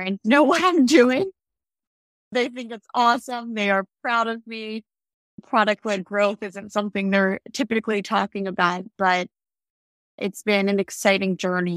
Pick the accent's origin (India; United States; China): United States; outside of Philadelphia, Pennsylvania; I grew up outside of Philadelphia